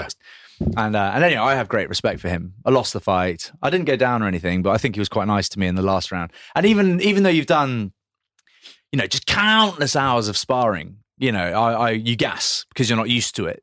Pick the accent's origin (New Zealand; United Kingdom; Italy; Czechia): United Kingdom; Grantham, East Midlands; I was born in Grantham